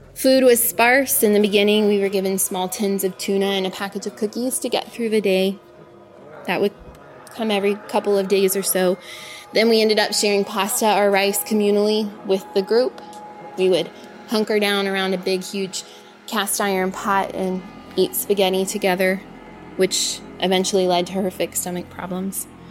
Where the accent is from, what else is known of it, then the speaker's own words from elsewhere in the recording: Portland, Oregon, United States; I was born in Portland, Oregon, to parents who were craftspeople.